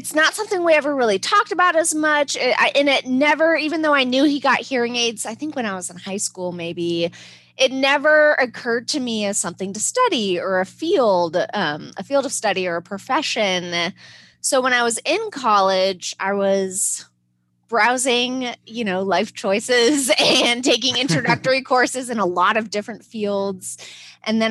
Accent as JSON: {"language": "English", "region": "Arizona", "country": "United States", "moved": "yes", "lives_now": "Durham, United States", "said": "I'm not even from North Carolina, but okay. I live in Durham, but I'm from Arizona."}